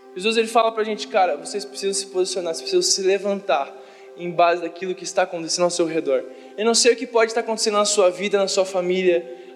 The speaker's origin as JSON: {"language": "Portuguese", "country": "Brazil", "said": "nós, como brasileiros"}